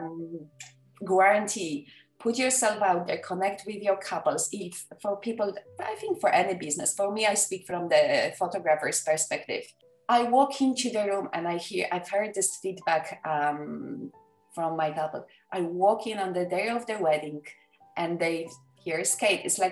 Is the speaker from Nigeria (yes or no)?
no; Poland; English is a second language; moved away; I was born and raised in Poland. English is not my first language